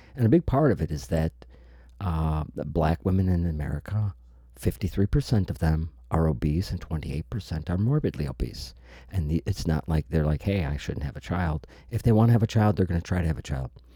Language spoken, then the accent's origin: English; Chicago, Illinois, United States; I'm from the Chicago area, from the Midwest